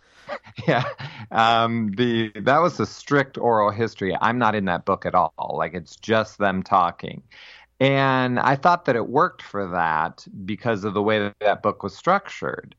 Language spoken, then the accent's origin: English; Massillon, Ohio, United States; I am from Massillon, Ohio